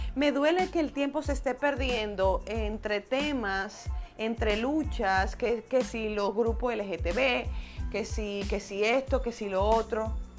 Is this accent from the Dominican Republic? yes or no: yes; Dominican Republic; República Dominicana, que es mi país natal